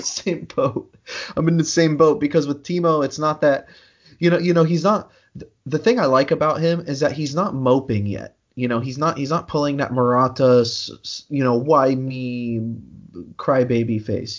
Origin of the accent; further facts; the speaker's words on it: United States; I'm American